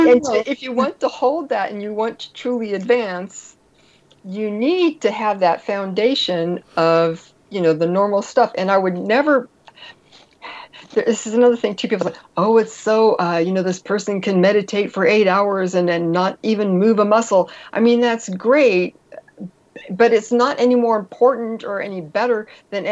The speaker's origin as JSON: {"language": "English", "town": "Berkeley", "region": "California", "country": "United States", "also_born_or_lived": "Marin County, California", "said": "I come from Northern California, Marin and Berkeley in the 70s and 80s and 90s"}